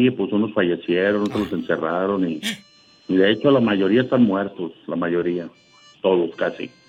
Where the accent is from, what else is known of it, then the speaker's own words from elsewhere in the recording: Los Algodones, Baja California, Mexico; los algodones de Baja California.